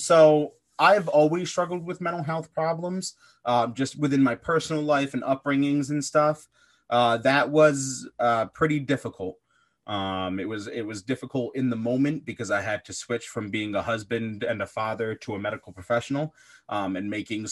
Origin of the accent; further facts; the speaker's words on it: East Coast, United States; So I'm originally from the East Coast in the US. So we were out in the Midwest, and we decided to move back and start a family.